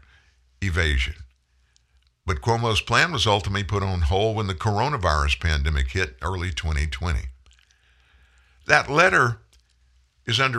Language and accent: English; the South, United States; I'm from the South